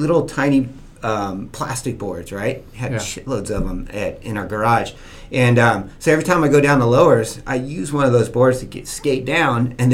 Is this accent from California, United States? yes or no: yes; Newport Beach, California, United States; I grew up in Newport Beach, went to Newport Elementary